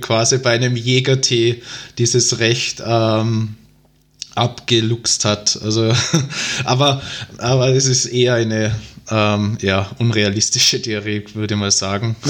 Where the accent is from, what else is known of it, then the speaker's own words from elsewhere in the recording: Tyrol, Austria; accent: Tyrolean dialect; moved away as an adult; now in Vienna, Austria; dass ich ursprünglich aus Tirol stamme. Ähm, ich wohne zwar mittlerweile seit dreieinhalb Jahren in Wien, aber den Tiroler Dialekt, den verliert man, glaube ich, doch nicht.